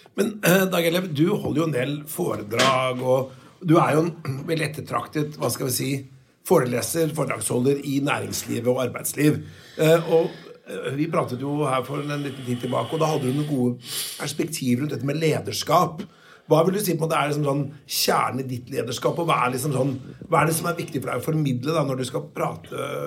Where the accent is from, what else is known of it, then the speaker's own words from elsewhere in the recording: Notodden, Telemark, Norway; jeg kommer jo fra Notodden